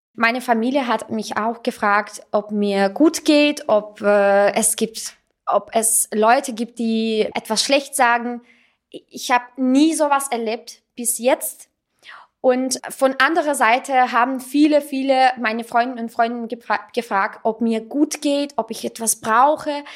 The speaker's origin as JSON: {"language": "German", "country": "Russia", "tie": "born or raised there", "second_language": "German", "moved": "as an adult", "lives_now": "Salzburg, Austria", "said": "ich bin ähm, eigentlich Armenierin, ich bin in Russland aufgewachsen"}